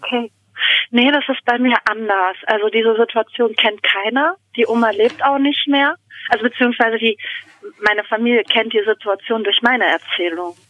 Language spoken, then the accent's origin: German; Germany; bei uns in Deutschland